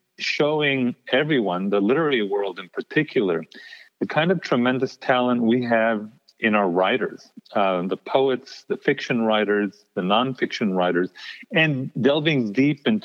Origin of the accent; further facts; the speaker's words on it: El Paso, Texas, United States; moved away; also born or lived in New York City / Connecticut; this borderland existence, that, by the way, stays with you even once you leave El Paso